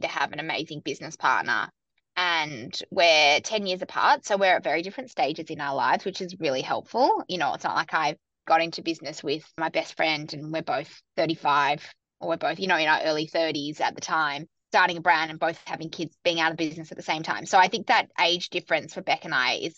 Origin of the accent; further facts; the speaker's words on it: Sydney, New South Wales, Australia; moved away as an adult; also born or lived in New York; now in Melbourne, Australia; I grew up in Sydney and then I moved to New York in my kind of early to mid-20s and worked there for a couple of years